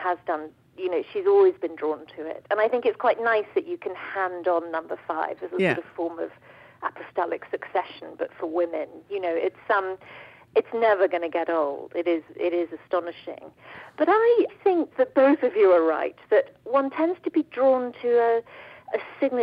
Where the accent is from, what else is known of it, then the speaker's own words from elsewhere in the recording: United Kingdom; And my family, actually, we didn't, obviously, being British, we didn't do emotions